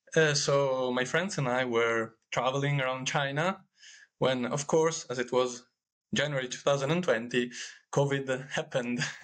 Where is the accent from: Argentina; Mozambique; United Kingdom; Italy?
Italy; I am from Italy